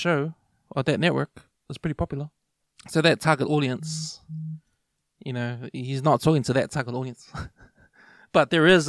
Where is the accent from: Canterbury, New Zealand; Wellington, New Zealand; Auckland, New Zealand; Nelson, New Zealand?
Auckland, New Zealand; South Auckland; Like, we're from South Auckland, we're from West.